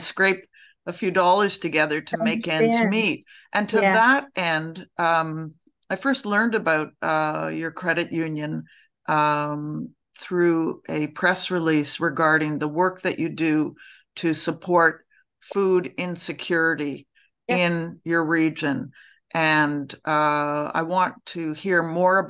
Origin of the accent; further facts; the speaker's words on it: Toronto, Ontario, Canada; I grew up in Toronto